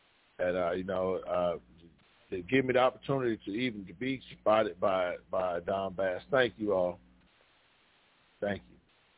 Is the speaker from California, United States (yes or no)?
no; Chicago, Illinois, United States; I am from Chicago, Illinois.